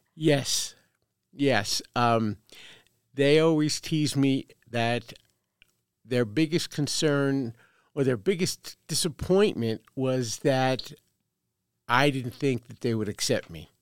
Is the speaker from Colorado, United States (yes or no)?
no; Brooklyn, New York, United States; now in Carson City, United States; born and raised in Brooklyn, New York. So if you detect a slight accent, that's where it's from.